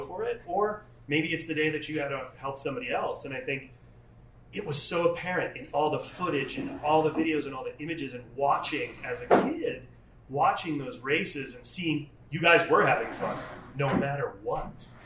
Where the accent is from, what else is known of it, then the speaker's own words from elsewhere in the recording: Rhode Island, United States; moved away; I was actually from Rhode Island